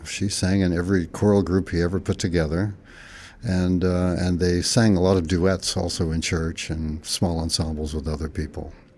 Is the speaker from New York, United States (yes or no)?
no; Fresno, California, United States; the town where I grew up in Fresno, California